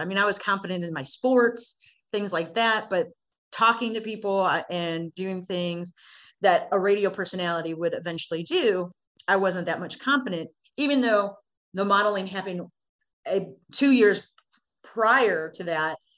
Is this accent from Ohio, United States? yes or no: yes; Cleveland, Ohio, United States; I was born in July, July of 77 in Cleveland, Ohio